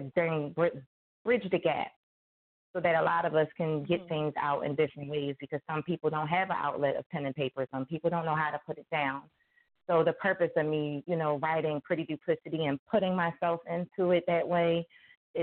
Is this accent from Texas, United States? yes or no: no; Philadelphia, Pennsylvania, United States; I am from South Philadelphia, born and raised